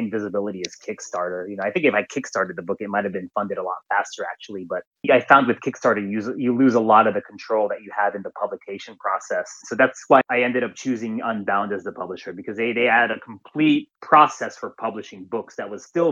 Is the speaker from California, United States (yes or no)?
yes; San Francisco, California, United States; now in Japan; I'm from San Francisco, so I'm in the U.S.